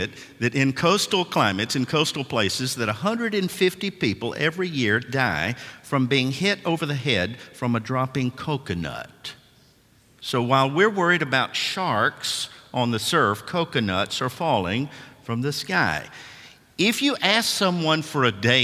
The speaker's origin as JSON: {"language": "English", "town": "Nashville", "region": "Tennessee", "country": "United States", "said": "I'm from Nashville, Tennessee"}